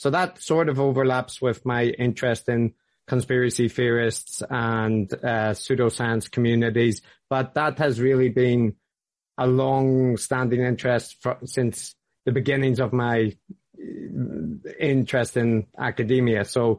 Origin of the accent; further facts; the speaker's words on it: Belfast, Northern Ireland, United Kingdom; accent: Belfast; Many things, but probably the most notable is it's Northern Irish. Like I grew up in Belfast, so primarily it's a Belfast accent.